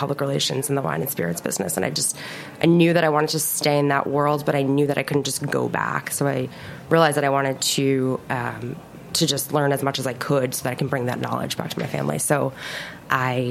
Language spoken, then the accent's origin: English; North Fork, Long Island, New York, United States; North Fork